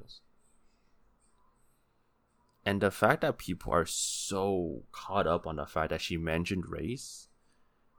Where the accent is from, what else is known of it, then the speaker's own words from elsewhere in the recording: California, United States; I grew up in California